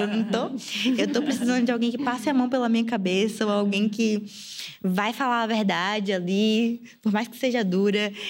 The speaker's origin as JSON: {"language": "Portuguese", "town": "Salvador", "region": "Bahia", "country": "Brazil", "tie": "born or raised there", "moved": "as an adult", "said": "eu saí de Salvador tem um ano e oito meses, nove meses"}